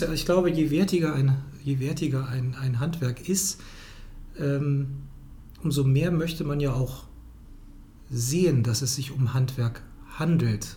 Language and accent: German; Cologne, North Rhine-Westphalia, Germany; als Kölner